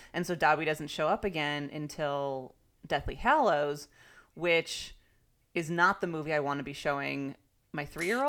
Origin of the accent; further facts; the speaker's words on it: Chicago, Illinois, United States; moved away as an adult; now in California, United States; I'm a Chicagoan turned Californian